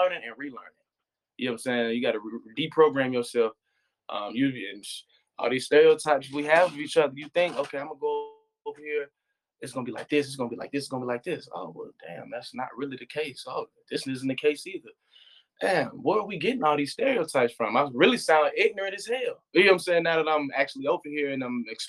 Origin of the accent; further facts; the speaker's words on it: United States; me being American